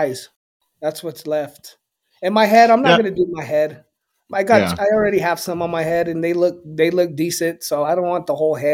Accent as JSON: {"language": "English", "region": "Southwest", "country": "United States", "said": "So culturally, I'm a Chicano, right? There's not many of us left, but for those of who know us, we are a special culture that is based in the Southwest and West Coast of this country."}